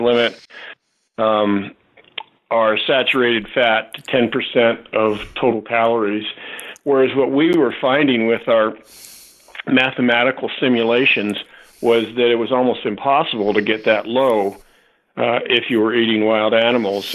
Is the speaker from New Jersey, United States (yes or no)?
no; Southern California, United States; I grew up in Southern California